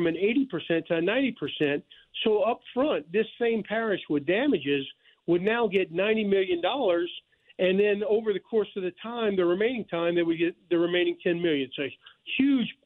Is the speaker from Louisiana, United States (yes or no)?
yes; Thibodaux, Louisiana, United States; also born or lived in New Orleans, Louisiana; I am Louisiana born and bred